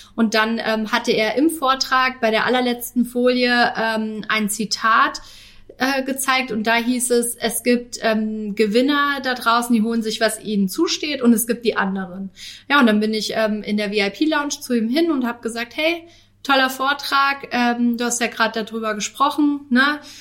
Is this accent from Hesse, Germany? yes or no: yes; Northern Hesse, Germany; now in Karlsruhe, Germany; meine Familie ist in meiner Heimat, also in Nordhessen